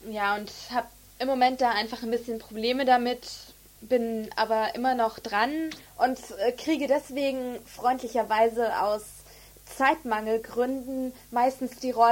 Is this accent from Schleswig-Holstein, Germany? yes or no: no; Berlin, Germany; Ich, ähm, ich bin aus Berlin. Hört man ja wahrscheinlich.